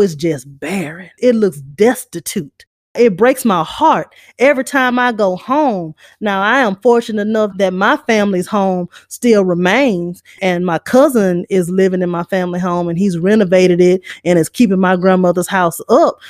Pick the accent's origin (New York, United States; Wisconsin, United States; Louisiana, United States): Louisiana, United States; Shreveport; I grew up in Lakeside. I went to Linwood. Carlos and I grew up blocks away from each other